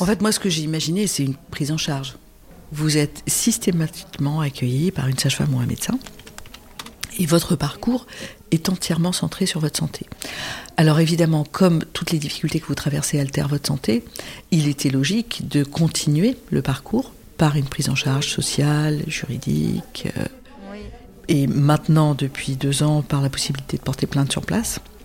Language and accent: French; Lebanon; je suis née au Liban en 1959.